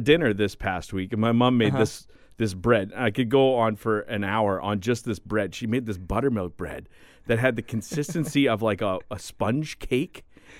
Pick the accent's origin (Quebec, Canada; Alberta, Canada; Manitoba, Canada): Manitoba, Canada; Kleefeld; I grew up in Kleefeld.